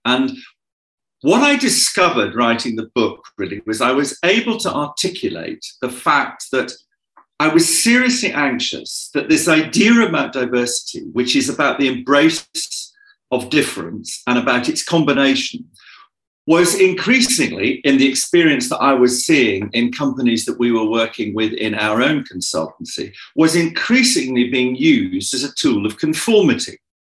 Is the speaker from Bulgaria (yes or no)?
no; United Kingdom; I'm European, and he's Nigerian, and I'm British